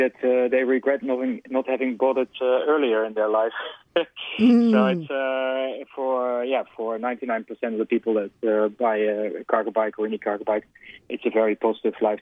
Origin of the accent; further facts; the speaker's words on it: Netherlands; now in Australia; this is the type of cycling that I'm used to from the Netherlands. That's what I grew up with.